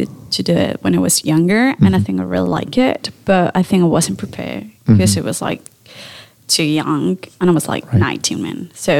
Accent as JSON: {"language": "English", "town": "Santiago", "region": "Santiago Metropolitan Region", "country": "Chile", "also_born_or_lived": "Sydney, Australia", "second_language": "English", "moved": "as an adult", "lives_now": "Vancouver, Canada", "said": "I'm from Chile, Santiago."}